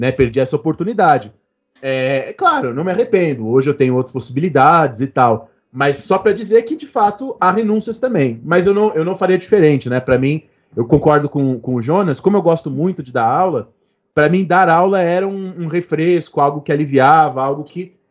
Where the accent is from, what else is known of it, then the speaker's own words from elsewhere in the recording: Brazil; Só que a gente é brasileiro, né?